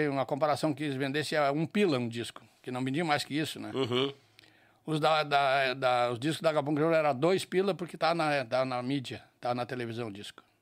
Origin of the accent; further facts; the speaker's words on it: Bom Jesus, Rio Grande do Sul, Brazil; moved away as an adult; now in Porto Alegre, Brazil; eu sou natural de Bom Jesus, lá nos Altos Planos de Ei, cima da baridade. serra.